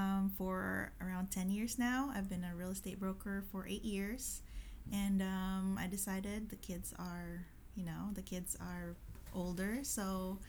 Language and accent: English; Philippines; moved away as an adult; also born or lived in Carson, California; now in Tacoma, United States; I am from the Philippines, so I moved here when I was 19.